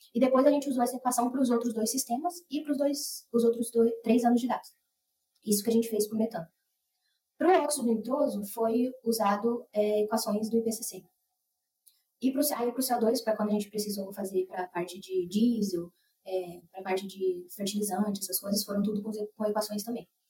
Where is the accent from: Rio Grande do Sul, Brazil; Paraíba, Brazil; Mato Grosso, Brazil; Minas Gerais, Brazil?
Mato Grosso, Brazil; Rondonópolis; moved away as an adult; also born or lived in Cuiabá; now in Piracicaba, Brazil; Eu sou nascida e criada em Rondonópolis, no Mato Grosso